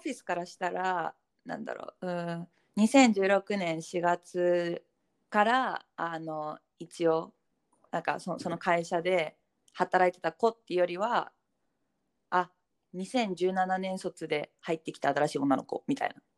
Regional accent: Japan; moved away as an adult; also born or lived in London, United Kingdom; now in Hong Kong; 22年間住んできたし家族も日本だし

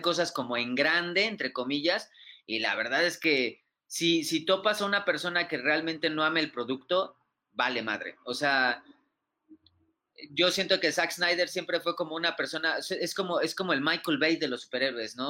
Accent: Mexico; somos mexicanos

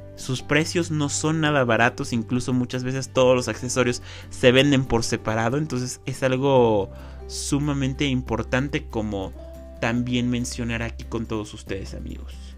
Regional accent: Mexico; como mexicanos

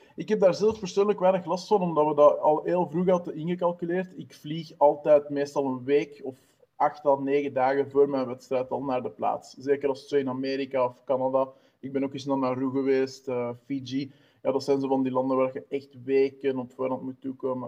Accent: Wemmel, Flanders, Belgium; Ik ben 31 jaar uit Wummel, dat is eh, de Noordrand

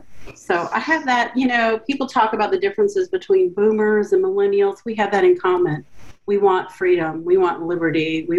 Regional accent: Louisiana, United States; also born or lived in Pensacola Beach, Florida; now in Green Bay, United States; So I'm from Louisiana, Chef. So, you know, I got that accent sometime, but I got lots of them.

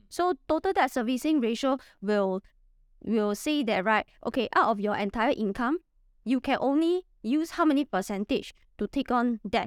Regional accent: Singapore; I'm from Singapore, and I'm a property investor

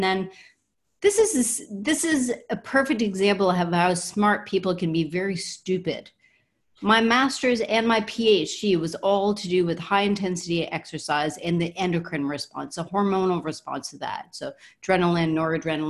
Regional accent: Canada

